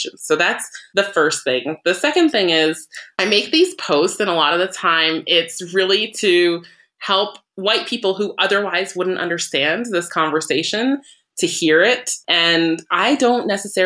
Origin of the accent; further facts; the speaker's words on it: Vermont, United States; I grew up in Vermont. So that means everybody I grew up with, for the most part, was white